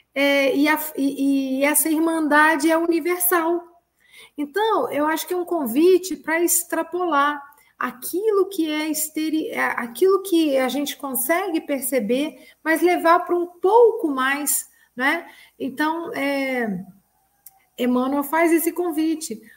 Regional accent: Ubá, Minas Gerais, Brazil; Eu sou mineira de Ubá

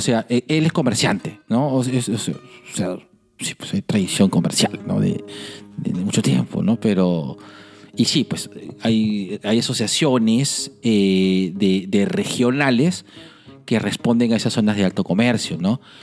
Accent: Lima, Peru; como limeñitos

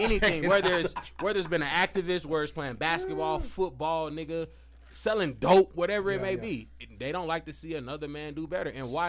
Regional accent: Tennessee, United States; also born or lived in Mississippi; now in Albuquerque, United States; I'm from Tennessee. I was born in Mississippi, but I grew up in Tennessee. So I just tell everybody I'm from Tennessee because that's really what I know. So, but Albuquerque, my home, though.

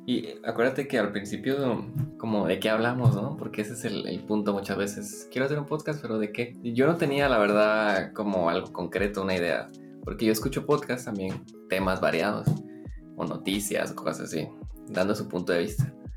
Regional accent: Guatemala; Soy de Guatemala, estudié arquitectura

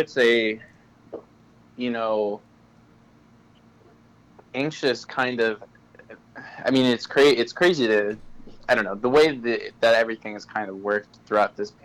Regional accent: Darien, Connecticut, United States; I'm calling from Darien, which is okay. My hometown

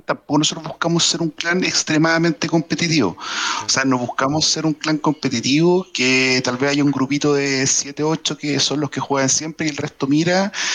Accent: Chile; Yo soy marino, soy marino chileno

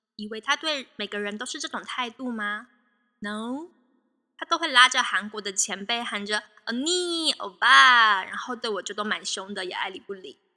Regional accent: Taiwan; moved away as an adult; also born or lived in Canada; 因为我是台湾人

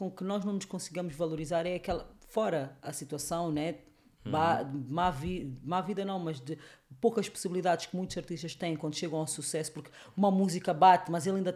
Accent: Angola; é porque tu és um angolano como eu e não estás a, não estás a deixar ficar mal

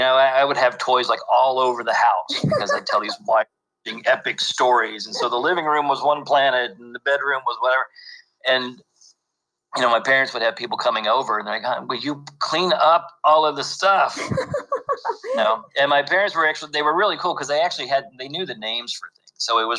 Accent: Lexington, Kentucky, United States; but I was born and raised in Lexington and lived there. Well, I went to the University of Kentucky, got both of my degrees there.

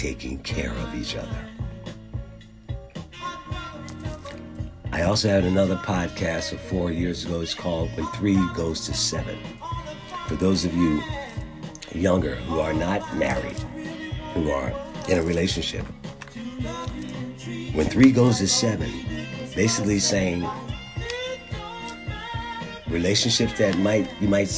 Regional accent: Philadelphia, Pennsylvania, United States; Growing up in Philadelphia, I learned to compartmentalize before I knew what I was doing

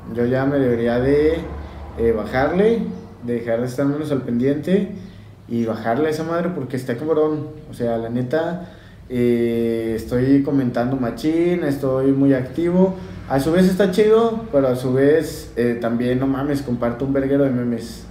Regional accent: Mexico; como buen mexicano

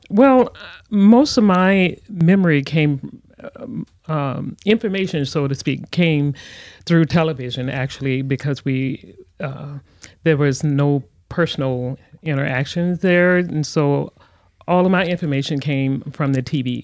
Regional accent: Louisiana, United States; also born or lived in Texas; I was born in Texas, raised in Louisiana

